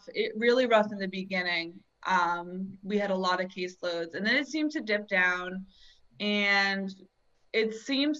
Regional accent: New Jersey, United States; I was from New Jersey

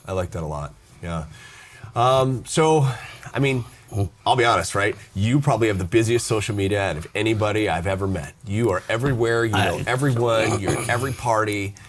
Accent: Arizona, United States; now in Chicago, United States; I'm from Arizona, right?

